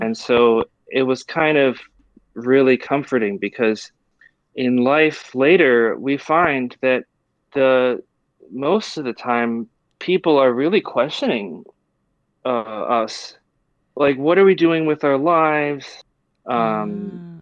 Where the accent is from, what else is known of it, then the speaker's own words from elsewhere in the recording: Taiwan; growing up in Taiwan